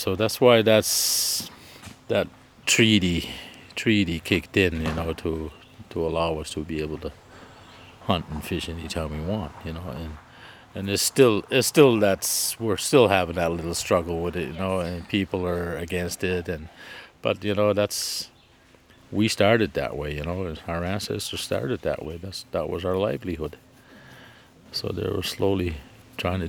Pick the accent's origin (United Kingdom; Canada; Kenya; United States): Canada; now in Prince Edward Island, Canada; I'm originally from Ilsebukta First Nation, but I reside here in Prince Edward Island